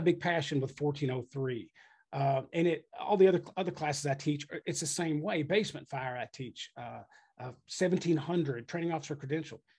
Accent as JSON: {"language": "English", "town": "Frankfort", "region": "Kentucky", "country": "United States", "also_born_or_lived": "Texas / Lexington, Kentucky", "moved": "as an adult", "lives_now": "New Albany, United States", "said": "I was from Frankfort, which is like thirty minutes away."}